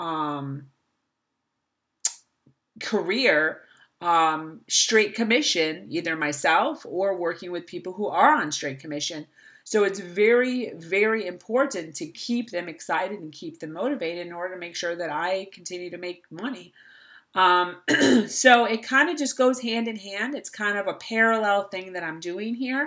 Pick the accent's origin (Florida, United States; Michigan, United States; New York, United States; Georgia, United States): Florida, United States; here in my hometown of Florida